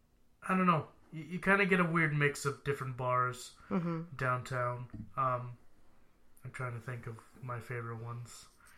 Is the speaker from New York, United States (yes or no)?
no; Texas, United States; being a Texan